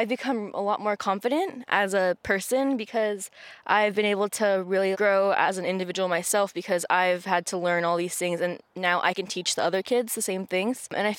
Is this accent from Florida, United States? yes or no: no; San Francisco, California, United States; I'm a junior in high school at Lowell and I grew up here in San Francisco.